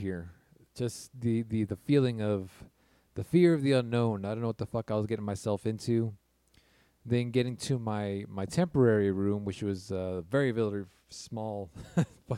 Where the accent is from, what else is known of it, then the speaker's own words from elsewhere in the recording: California, United States; I'm from California